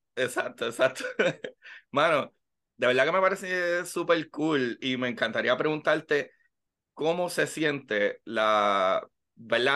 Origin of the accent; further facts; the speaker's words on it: Puerto Rico; como puertorriqueño